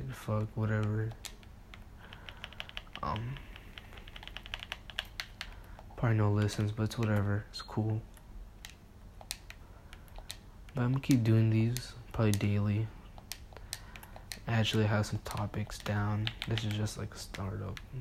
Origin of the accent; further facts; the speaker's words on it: Mexico; now in United States; I'm Mexican.